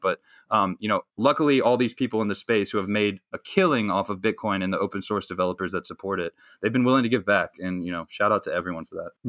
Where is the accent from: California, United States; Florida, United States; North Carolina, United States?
North Carolina, United States; I grew up in North Carolina, uh, so I'm a good good Southern boy